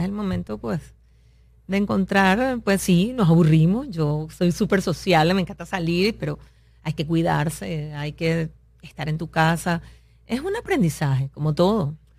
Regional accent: Venezuela; moved away as an adult; now in United States; siempre tengo mi camiseta ser venezolana

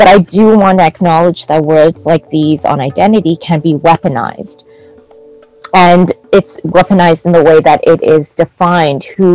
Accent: Montreal, Quebec, Canada; now in Toronto, Canada; So I grew up in Canada, specifically Jojoge, colonially known as Canada, Montreal. I now live in Toronto

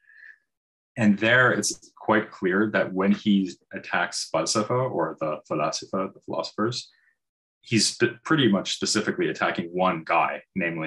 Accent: near Boston, Massachusetts, United States; moved away as an adult; also born or lived in London, United Kingdom; now in Munich, Germany; I'm from the eastern United States. I grew up near Boston, and I have lived in Europe for the last 22 years.

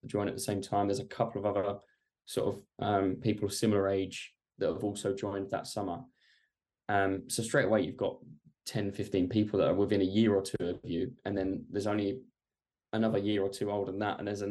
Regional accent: Essex, East of England, United Kingdom; I'm from Essex.

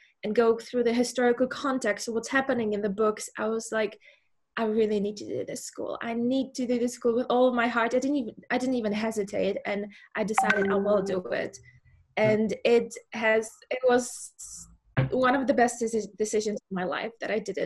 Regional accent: Czechia; moved away as an adult; now in Muizenberg, South Africa; I am from the Czech Republic.

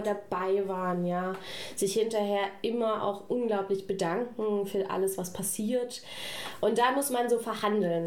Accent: Saxony, Germany; now in Stuttgart, Germany; ich komme aus Sachsen

